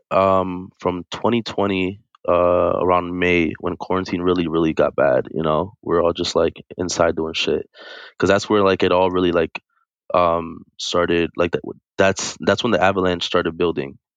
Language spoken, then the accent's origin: English; Brooklyn, New York, United States; also born or lived in Pennsylvania / Bronx; Yeah, most of my life, yeah, moved moved around Pennsylvania, Bronx, uh, Brooklyn.